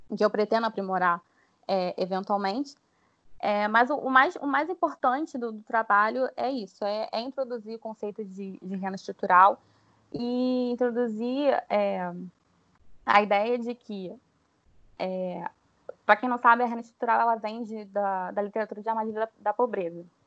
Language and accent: Portuguese; Rio de Janeiro, Brazil; eu sou carioca